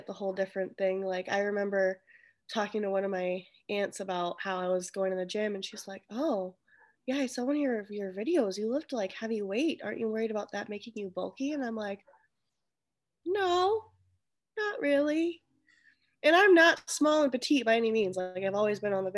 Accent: United States; I am Asian American. Like, my mom was from a different country

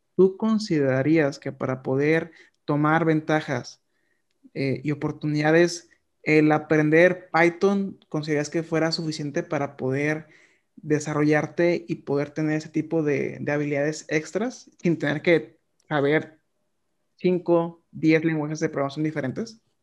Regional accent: Mexico; nosotros como mexicanos

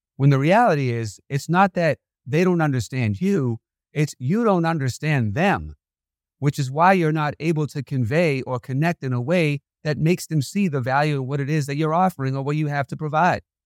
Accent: Boston, Massachusetts, United States; I was a criminal growing up in Boston in my teenage years

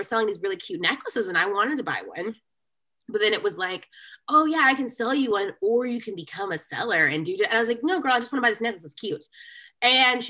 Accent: Grand Prairie, Texas, United States; I grew up in Grand Prairie, which is a suburb of Dallas

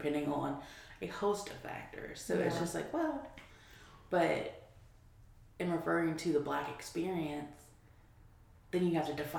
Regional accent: Virginia, United States; I'm a black woman, but, like, I'm from Virginia

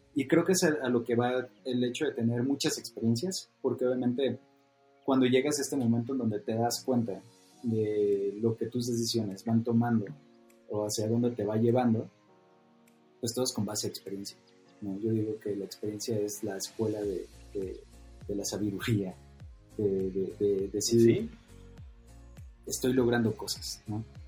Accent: Sinaloa, Mexico; yo que vengo de Sinaloa y es una cultura de forjar

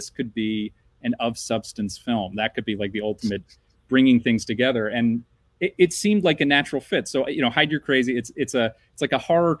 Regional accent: Philadelphia, Pennsylvania, United States; moved away; also born or lived in South Jersey; Alex and I, we're two AKs from the Philadelphia area.

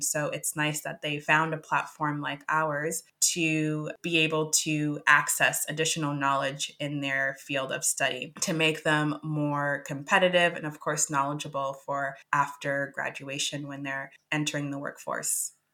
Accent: Boston, Massachusetts, United States; moved away as an adult; also born or lived in Kinshasa, Democratic Republic of the Congo / New Hampshire / London; now in Oslo, Norway; I was born in Kinshasa and I moved at a young age to Boston, and that's where I grew up

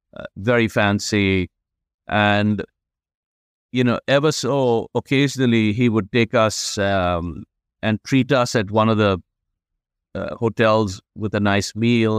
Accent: India; moved away; growing up in India

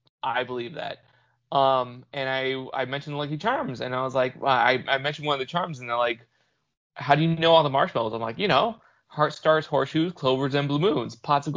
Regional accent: Southern California, United States; I'm born and raised in Southern California

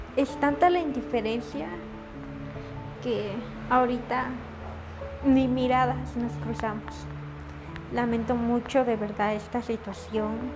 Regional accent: San Francisco El Alto, Totonicapán, Guatemala; moved away; Soy de San Francisco el Alto, de Capán

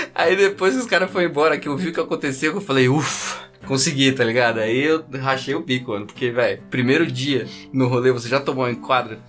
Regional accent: São Paulo, Brazil; sou de São Paulo, tal, tô, tô aqui a trabalho

